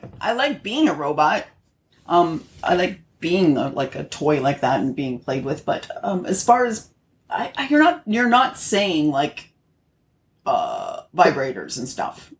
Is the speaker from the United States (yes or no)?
no; Canada; I'm Canadian